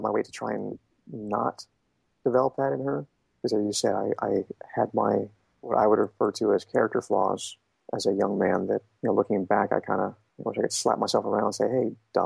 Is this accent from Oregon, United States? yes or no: no; Shasta County, Northern California, United States; moved away as an adult; I grew up in Shasta County. I didn't travel much. I mean, every now and again we took a trip somewhere, but my world was Northern California